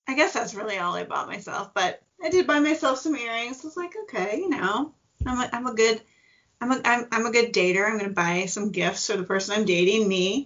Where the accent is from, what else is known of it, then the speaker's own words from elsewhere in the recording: Midwest, United States; I'm a Midwesterner